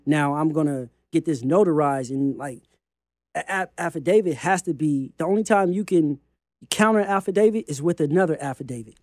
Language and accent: English; California, United States; I'm from California